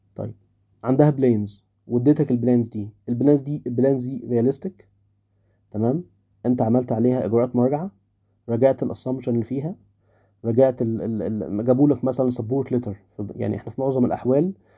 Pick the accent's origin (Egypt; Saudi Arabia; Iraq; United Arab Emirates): Egypt; عندنا في مصر